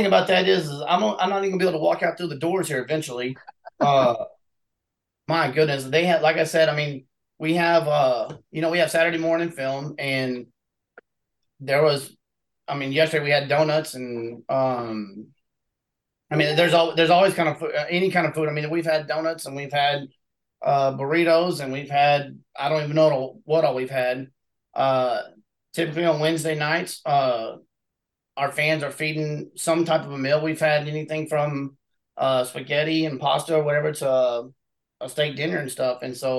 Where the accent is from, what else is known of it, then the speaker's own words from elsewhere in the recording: Abbott, United States; Yeah, you know what it is? It's a real tight-knit community, you know, very family-oriented and whatnot.